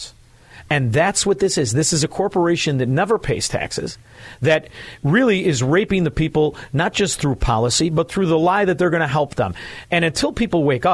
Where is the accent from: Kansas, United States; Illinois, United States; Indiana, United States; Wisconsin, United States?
Illinois, United States; now in Florida, United States; I spend a lot of time still in my home state of Illinois. I just got back from there, back to Florida.